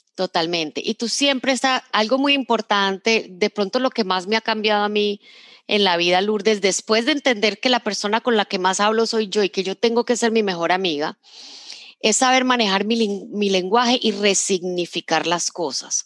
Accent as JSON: {"language": "Spanish", "town": "Medellín", "region": "Antioquia", "country": "Colombia", "tie": "born or raised there", "said": "yo crecí en Medellín"}